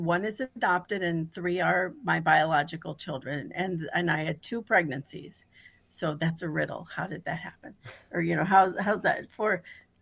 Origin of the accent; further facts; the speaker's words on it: Rochester, New York, United States; Rochester, New York